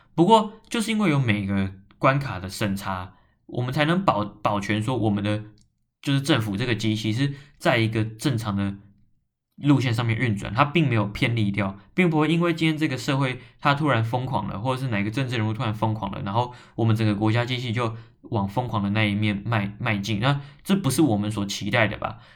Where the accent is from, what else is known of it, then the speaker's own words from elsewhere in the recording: Taiwan; 是个台湾人